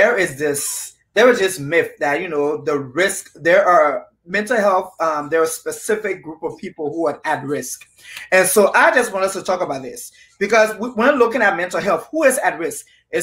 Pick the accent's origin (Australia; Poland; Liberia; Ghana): Liberia; now in United States; I am originally from Liberia, West Africa